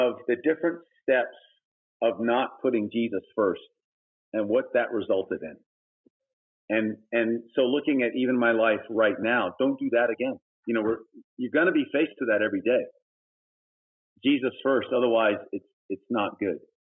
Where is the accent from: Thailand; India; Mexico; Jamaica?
Thailand; also born or lived in Texas, United States; I was born in Texas, but when I was 9 months old, we went to Thailand, and I grew up in Thailand.